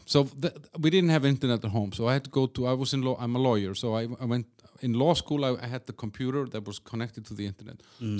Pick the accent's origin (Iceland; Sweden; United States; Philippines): Iceland; from Iceland